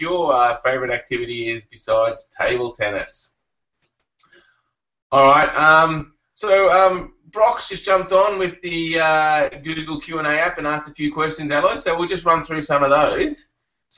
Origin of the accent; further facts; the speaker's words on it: Canberra, Australian Capital Territory, Australia; moved away; also born or lived in Melbourne; I grew up in Canberra